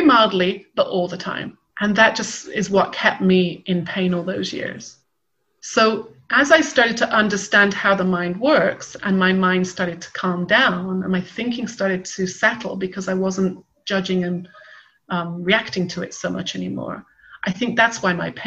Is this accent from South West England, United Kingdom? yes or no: yes; West Country, South West England, United Kingdom; I grew up in the West Country